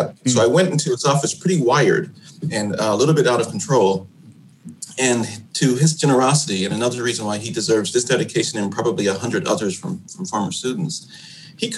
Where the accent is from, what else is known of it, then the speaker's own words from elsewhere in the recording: Chicago, Illinois, United States; my experiences growing up on the South Side of Chicago.